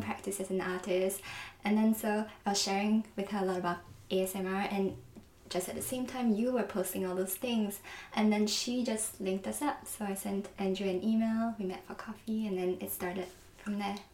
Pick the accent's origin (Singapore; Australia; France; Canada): Singapore; moved away as an adult; also born or lived in London; now in New York, United States; I'm from Singapore, and then I went to London for university